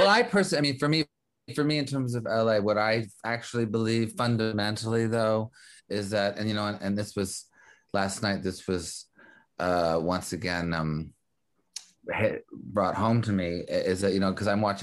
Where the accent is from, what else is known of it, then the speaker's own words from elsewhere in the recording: Montreal, Quebec, Canada; also born or lived in New York; now in Los Angeles, United States; I was actually born in New York, brought up in Montreal